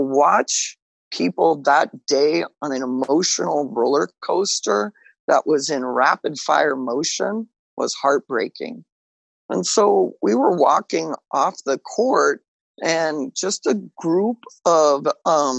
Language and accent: English; Western Kansas, United States; I grew up in Western Kansas